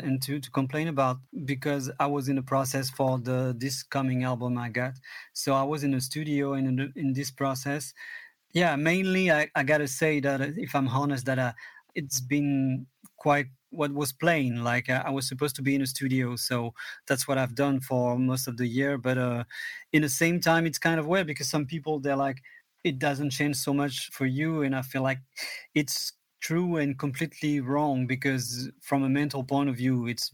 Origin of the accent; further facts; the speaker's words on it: Vernon, Normandy, France; I'm in my studio in my hometown